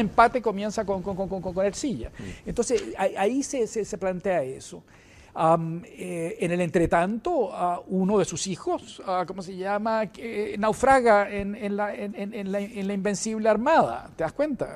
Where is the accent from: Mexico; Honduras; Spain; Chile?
Chile